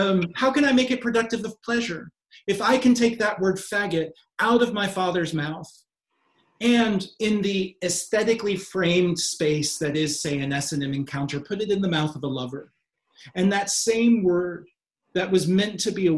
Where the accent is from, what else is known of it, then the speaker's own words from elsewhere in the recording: Kentucky, United States; as a kid growing up in Kentucky